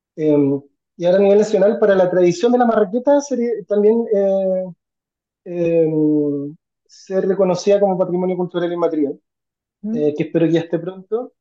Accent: Chile; como chilenos

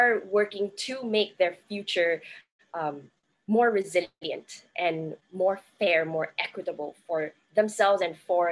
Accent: Singapore; I'm currently calling in from Singapore. I am Singaporean, but I work in and around Southeast Asia

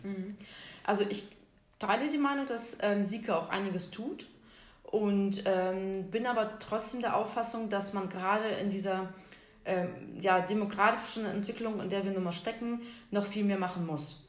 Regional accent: Siberia, Russia; now in Syke, Germany; ich komme ja ursprünglich aus Sibirien

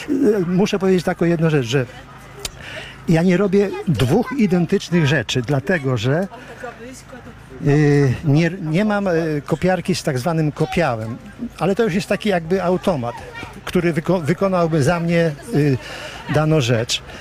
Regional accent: Kamionka, Lublin Voivodeship, Poland; Kamionki. tak, od urodzenia jestem tutaj.

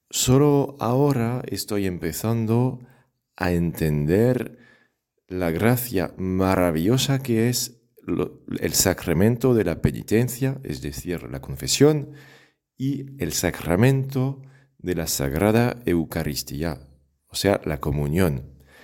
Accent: France; accent: French; Spanish is a second language; moved away; yo soy de Francia, seguramente ya lo has adivinado por el acento.

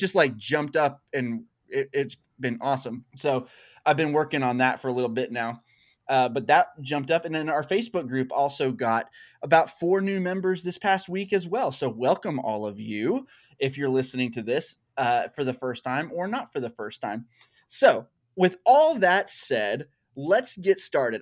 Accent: Arkansas, United States; I'm from Arkansas still. I say y'all all the time

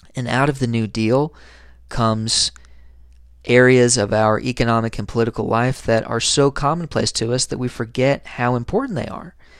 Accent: Harlan, Kentucky, United States; I write some opinion columns for my hometown newspaper, and I write under the subheading, "The New Dealer." If you ever check out the Harlan Enterprise

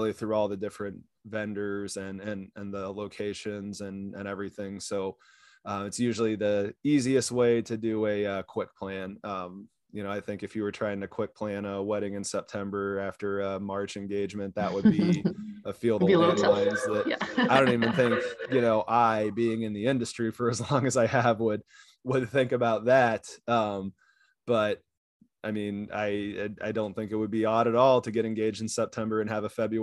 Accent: Kansas, United States; moved away; growing up in Kansas

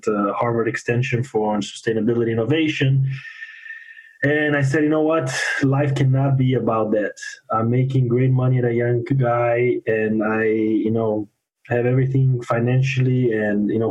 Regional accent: Brazil; moved away as an adult; also born or lived in Fort Wayne, Indiana; now in Miami, United States; I'm originally from Brazil

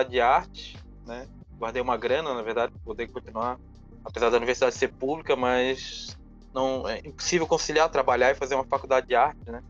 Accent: Florianópolis, Santa Catarina, Brazil; Eu sou aqui de Florianópolis, né? nasci

